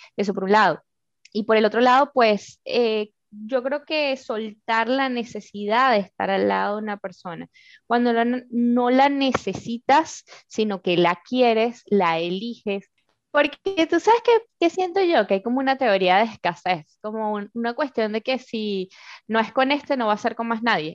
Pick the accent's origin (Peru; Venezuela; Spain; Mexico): Venezuela; moved away; las personas que vivimos en Venezuela, y hablo mucho de ellos porque, bueno, vengo de ahí